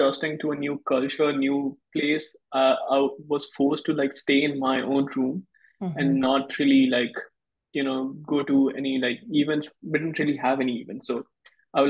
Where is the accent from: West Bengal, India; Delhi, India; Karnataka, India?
West Bengal, India; now in Arkansas, United States; I'm from India originally, West Bengal, India.